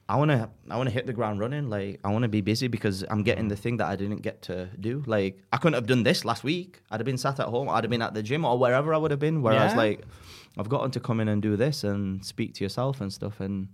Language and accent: English; England, United Kingdom; accent: northern; to a lot of people I come across very British just because I've got my northern accent and like I talk and stuff, but if you saw me like at home, like I am very Pakistani